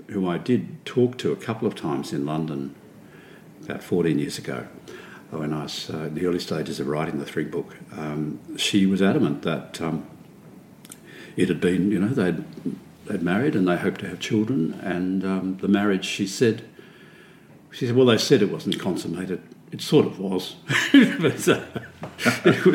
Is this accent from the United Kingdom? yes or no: no; Melbourne, Victoria, Australia; I grew up, my strongest memories in growing up were in a milk bar in Garden Vale, 151 Martin Street